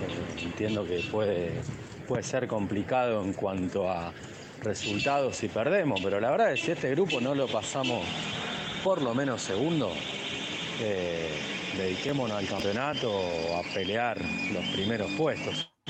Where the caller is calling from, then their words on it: San Martín, Argentina; Hola Ramiro, viejo. Acá … desde San Martín.